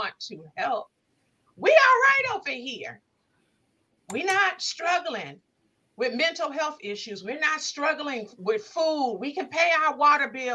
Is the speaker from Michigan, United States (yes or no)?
yes; Inkster, Michigan, United States; moved away as an adult; also born or lived in Belleville, Michigan; now in Detroit, United States; I'm from Inkster